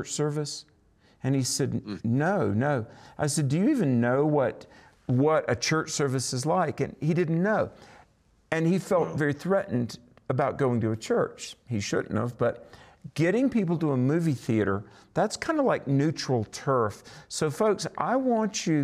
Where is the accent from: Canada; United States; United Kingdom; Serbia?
United States; North Carolina; my hometown in North Carolina